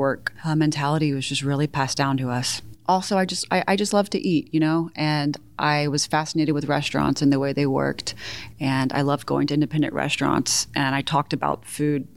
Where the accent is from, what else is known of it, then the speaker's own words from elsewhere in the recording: Houston, Texas, United States; moved away as an adult; also born or lived in Chicago / New York; now in Austin, United States; My parents divorced when I was 2, and I grew up in the Houston suburbs